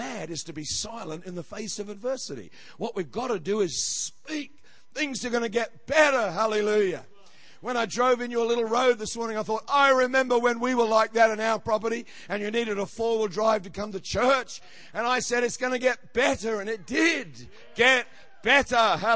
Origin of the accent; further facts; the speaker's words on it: Australia; I'm an Australian